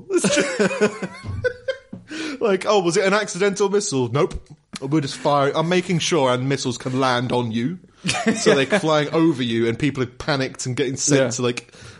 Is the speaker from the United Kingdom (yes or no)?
yes; England, United Kingdom; it's easier to go to as an Englishman as well.